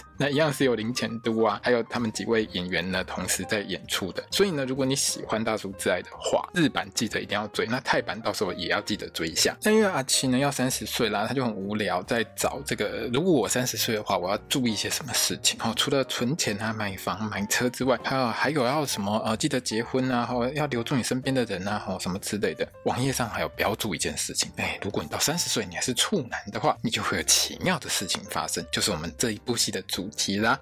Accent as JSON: {"language": "Chinese", "country": "Taiwan", "said": "我们台湾人"}